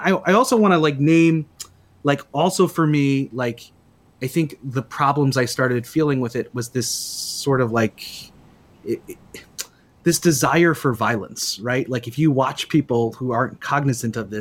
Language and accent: English; New York, United States; moved away as an adult; now in St. Paul, United States; I grew up in New York